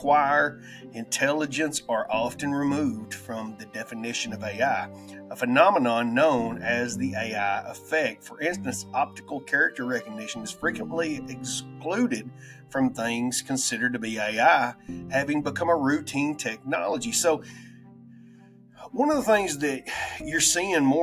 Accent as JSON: {"language": "English", "country": "United States", "accent": "redneck", "said": "my redneck rambling accent"}